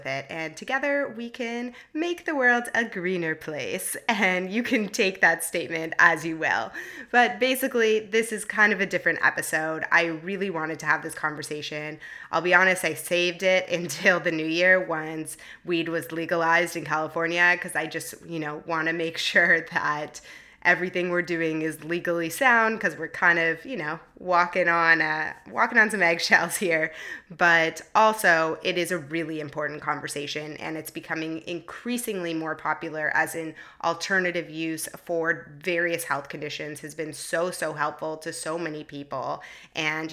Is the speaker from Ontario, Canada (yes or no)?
yes; Toronto, Ontario, Canada; now in San Francisco, United States; I love meeting a fellow Torontonian. I'm also from Toronto and live in San Francisco.